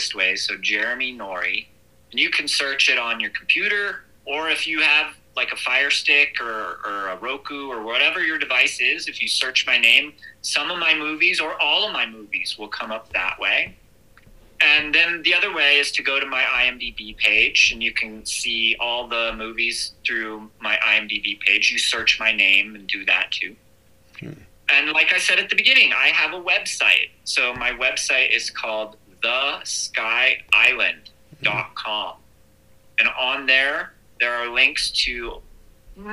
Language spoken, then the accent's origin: English; United States